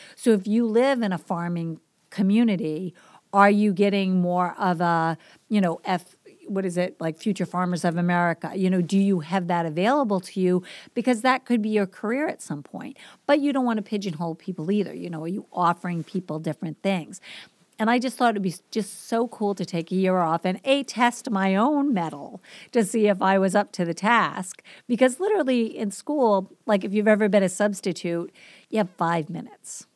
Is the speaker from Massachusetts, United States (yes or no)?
yes; Boston, Massachusetts, United States; also born or lived in Guam; So I'm from the East Coast. If you didn't pick up on my accent, I grew up in Boston